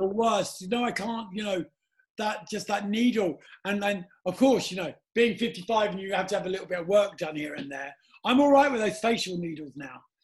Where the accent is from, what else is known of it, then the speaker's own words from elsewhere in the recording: London, United Kingdom; also born or lived in Soho, London; I was brought up in Battersea